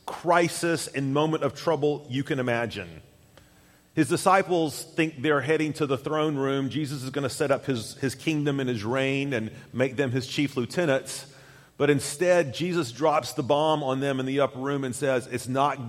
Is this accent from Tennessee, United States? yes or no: yes; Chattanooga, Tennessee, United States; moved away; also born or lived in Knoxville, Tennessee; I'm originally from Chattanooga, Tennessee, God's country.